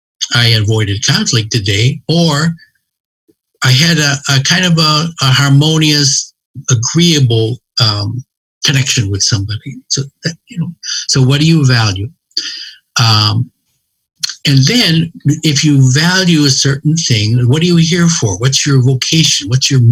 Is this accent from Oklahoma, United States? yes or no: no; Cincinnati, Ohio, United States; I'm from Cincinnati